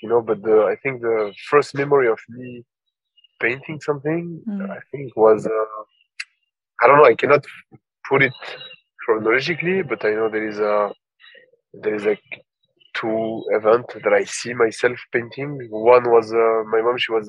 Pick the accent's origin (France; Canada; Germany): France; Paris, Île-de-France; also born or lived in Tunisia; I was born and raised in Paris from the Tunisian parents